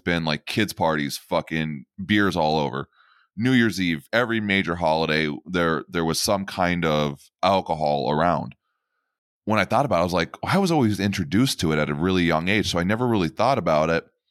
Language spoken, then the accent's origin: English; Pennsylvania, United States; I am born and bred in Pennsylvania